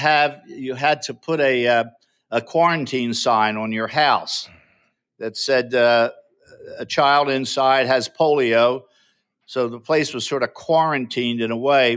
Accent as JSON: {"language": "English", "town": "Drexel Hill", "region": "Pennsylvania", "country": "United States", "tie": "born or raised there", "also_born_or_lived": "Lansdowne, Pennsylvania", "moved": "as an adult", "said": "I was born in Drexel Hill, Pennsylvania, which is a small borough right outside of West Philadelphia. And I grew up there all my life."}